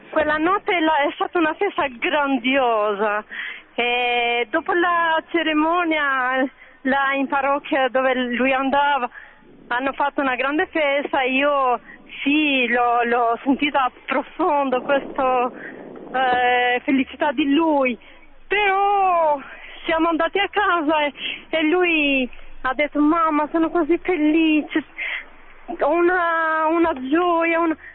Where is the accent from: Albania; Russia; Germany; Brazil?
Albania; Tirana, Tirana County; Italian is a second language; now in Bologna, Italy; Io sono una signora straniera, vengo da Albania, da Tirana. Sono da 11 anni qui a Bologna